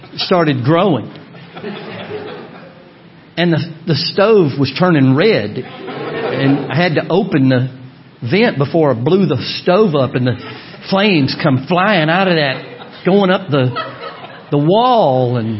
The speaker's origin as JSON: {"language": "English", "town": "Orlando", "region": "Florida", "country": "United States", "moved": "yes", "said": "I'm from Orlando, Florida"}